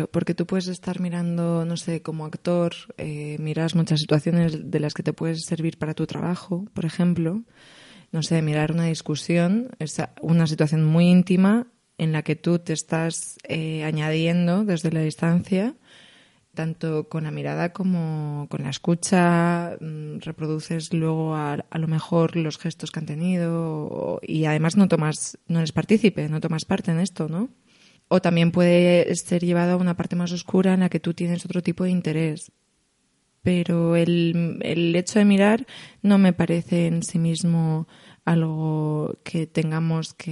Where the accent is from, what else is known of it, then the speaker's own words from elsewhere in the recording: Spain; O sea, noto una conexión brutal, siendo española, con mm. ellos en la forma de mirar